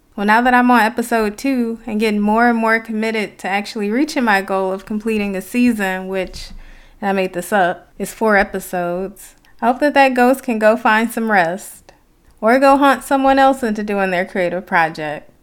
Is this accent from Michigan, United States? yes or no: yes; Detroit, Michigan, United States; some of my experiences growing up in Detroit